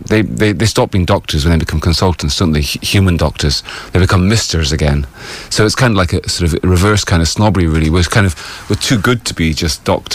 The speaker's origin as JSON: {"language": "English", "country": "United Kingdom", "said": "So as a British vet, you see, originally, it means that I'm a life member of the Royal College of Veterinary Surgeons."}